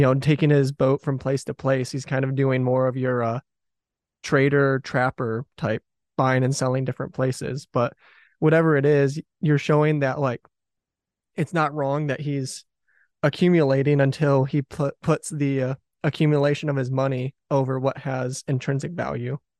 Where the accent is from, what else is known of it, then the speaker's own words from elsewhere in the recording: southeastern Michigan, United States; also born or lived in Detroit, Michigan; I was born in Detroit and grew up in southeastern Michigan